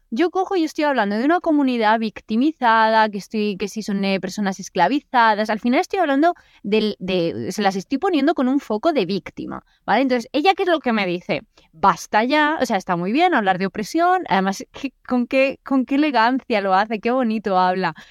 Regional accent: Spain; soy española

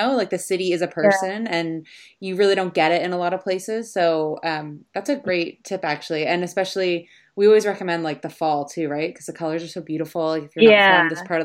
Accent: Canada; We're both Canadian

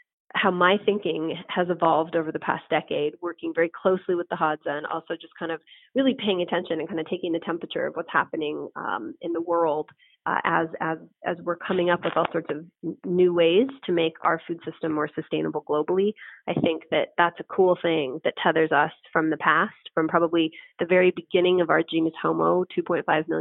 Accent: San Francisco, California, United States; now in Las Vegas, United States; San Francisco, my hometown city

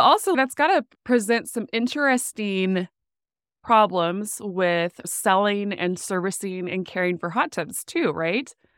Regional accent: Williston, North Dakota, United States; moved away as an adult; also born or lived in Phoenix / Chicago; now in Oklahoma, United States; I grew up in Williston, which is the heart of the oil boom area

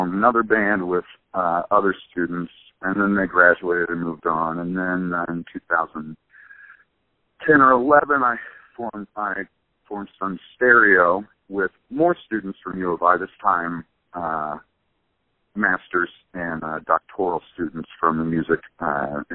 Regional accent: Charleston, Illinois, United States; also born or lived in Champaign-Urbana, Illinois; I'm from Charleston, Illinois, originally, where Eastern Illinois University is

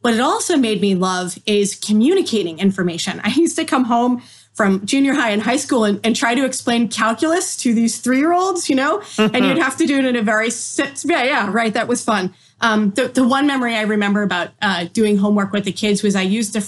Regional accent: Massachusetts, United States; moved away as an adult; also born or lived in Maryland; While I was in school in Maryland, I was from Massachusetts

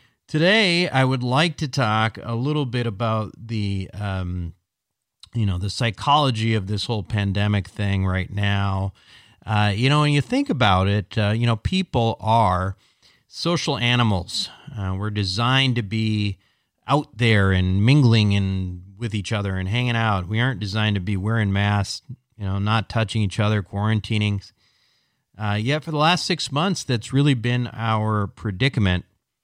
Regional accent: Minnesota, United States; now in Montecito, United States; growing up in Minnesota

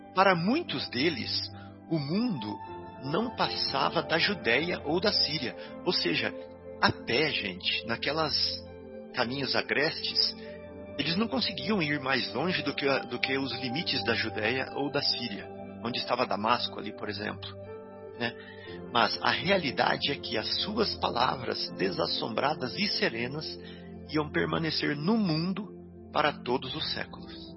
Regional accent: Santa Rita do Sapucaí, Minas Gerais, Brazil; moved away; Santa Rita do Sapucaí, a nossa cidadezinha lá onde eu cresci lá no sul de Minas

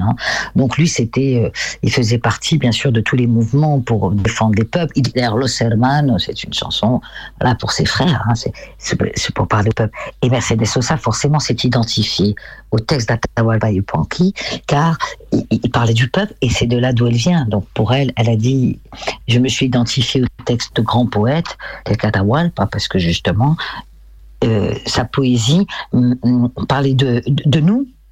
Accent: France; je suis française

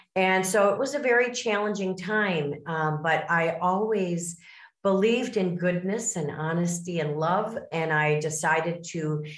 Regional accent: Miami, Florida, United States; born there; now in Chicago, United States; I was born in the South in Miami, Florida, and I also raised my family in the Midwest. So I am from the Chicago suburbs.

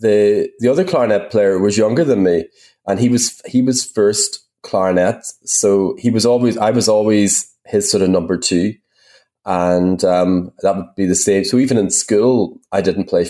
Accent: Derry, Northern Ireland, United Kingdom; now in London, United Kingdom; where I grew up in Ireland and Derry

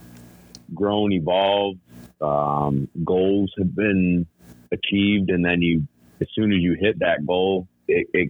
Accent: New York, United States; I'm from New York

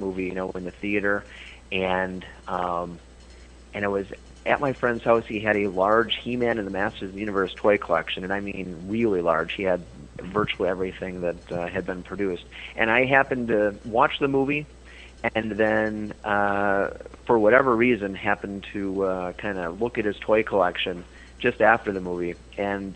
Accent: Fountain City, Wisconsin, United States; I'm from Fountain City, Wisconsin

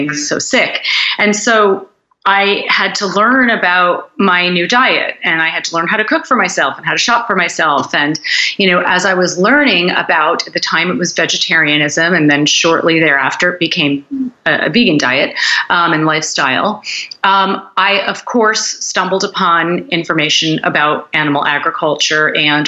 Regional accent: United States; I grew up in the United States

